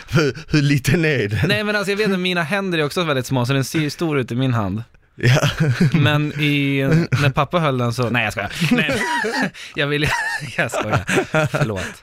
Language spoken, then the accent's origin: Swedish; Norrland, Sweden; accent: Norrland; skulle jag ju behöva ramla tillbaka till min norrländska och börja prata lite så här.